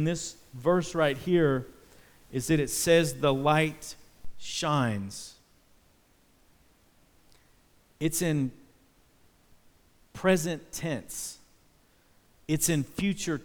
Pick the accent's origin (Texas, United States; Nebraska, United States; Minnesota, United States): Texas, United States; Dallas; I was from Dallas, Texas, the home of the Dallas Cowboys